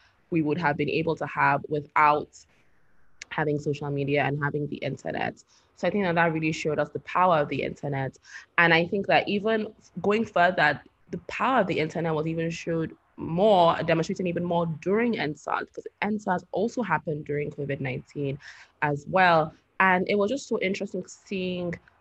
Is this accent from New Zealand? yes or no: no; Nigeria; as Nigerian youth